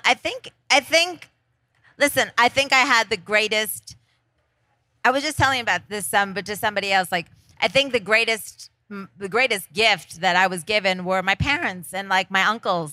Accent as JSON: {"language": "English", "town": "Scranton", "region": "Pennsylvania", "country": "United States", "said": "I'm from Scranton, Pennsylvania"}